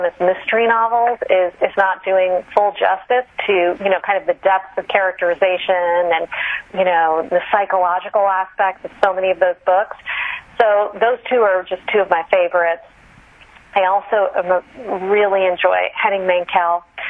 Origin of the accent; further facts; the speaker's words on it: Kolkata, West Bengal, India; born there; I was born there, actually, but my parents had been living here in the U.S. in San Francisco.